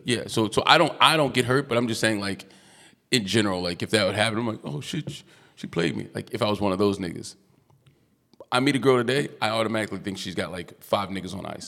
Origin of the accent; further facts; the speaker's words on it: United States; accent: American; I'm American